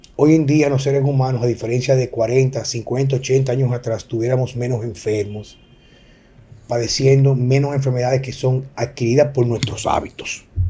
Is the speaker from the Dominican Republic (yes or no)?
yes; Dominican Republic; como ciudadano dominicano